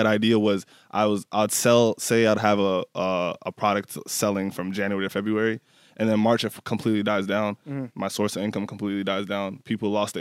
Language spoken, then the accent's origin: English; Minneapolis, Minnesota, United States; also born or lived in Nashville, Tennessee; We moved to North Minneapolis, stayed there ever since